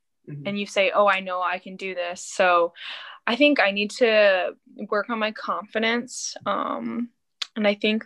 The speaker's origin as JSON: {"language": "English", "region": "North Carolina", "country": "United States", "said": "I'm from North Carolina"}